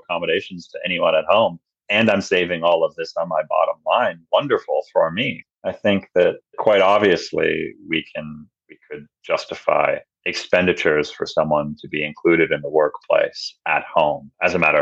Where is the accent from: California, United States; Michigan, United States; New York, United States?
New York, United States; New York, my home state